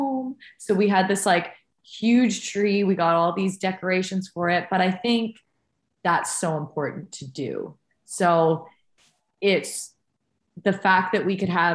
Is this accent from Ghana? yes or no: no; Canada; as a Canadian